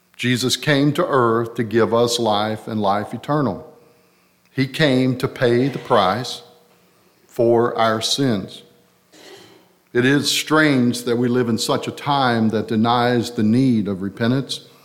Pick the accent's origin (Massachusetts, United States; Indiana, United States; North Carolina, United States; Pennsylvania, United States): North Carolina, United States; Harnett Central; I'm from Harnett Central